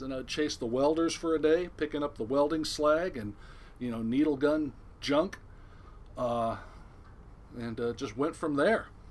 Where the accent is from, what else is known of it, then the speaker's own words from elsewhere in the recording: Newport Beach, California, United States; I'm originally born and raised in Southern California, uh, Newport Beach, Costa Mesa area, to be exact